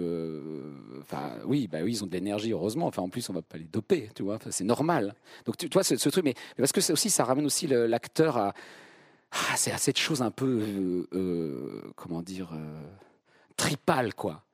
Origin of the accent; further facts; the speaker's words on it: Vierzon, Centre-Val de Loire, France; moved away; je viens de Vierzon